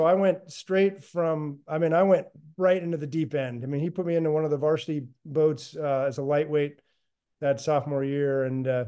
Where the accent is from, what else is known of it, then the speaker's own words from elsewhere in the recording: Reno, Nevada, United States; moved away as an adult; also born or lived in Massachusetts; I grew up in Reno, Nevada, not exactly rowing Mecca